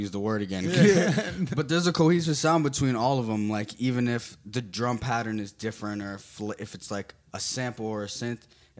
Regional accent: New Jersey, United States; Especially we're from New Jersey, like, house music is so big out here.

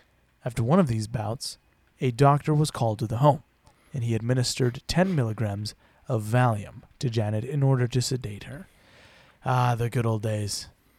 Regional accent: United Kingdom; Right, I forget we're British. That's how we talk.

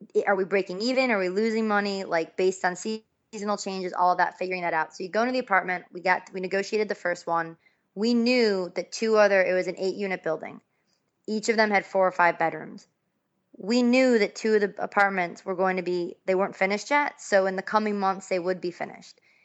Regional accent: Buffalo, New York, United States; I'm from Buffalo, New York.

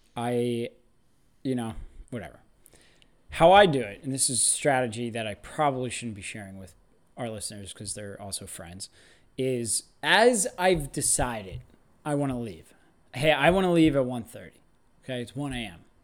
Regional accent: United States; us Americans

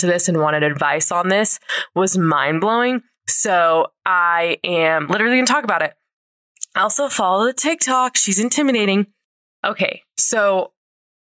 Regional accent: St. George, Utah, United States; now in Salt Lake City, United States; my hometown in St. George

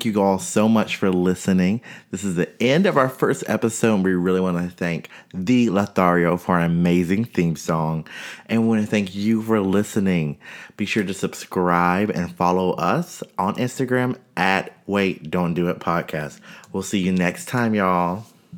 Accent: North Carolina, United States; as a person of color growing up in North Carolina, I was in all black spaces

